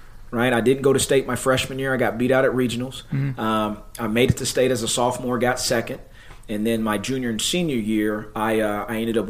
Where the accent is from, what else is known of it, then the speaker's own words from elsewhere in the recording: Coweta, Oklahoma, United States; also born or lived in Little Axe, Oklahoma; we moved from Little Axe to Coweta, Oklahoma, and there was a flyer that was sent out to Howard School. I was 4 years old at the time.